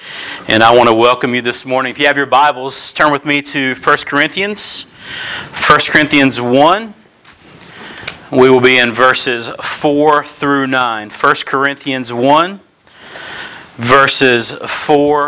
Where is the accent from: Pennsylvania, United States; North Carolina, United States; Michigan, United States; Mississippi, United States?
North Carolina, United States; Kinston; moved away as an adult; also born or lived in Greenville, North Carolina; now in Northern Virginia, United States; I was born and raised in Kinston, North Carolina.